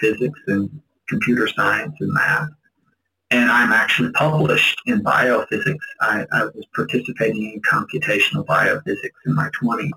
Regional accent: Indiana area, Kentucky, United States; moved away as an adult; now in Philippines; I grew up in Kentucky, Indiana area

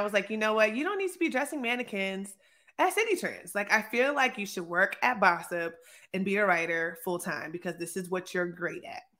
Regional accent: Hampton, Virginia, United States; I am from Hampton, Virginia, the 757, home of the greatest athletes, artists, you know, producers, whatever you want, everything.

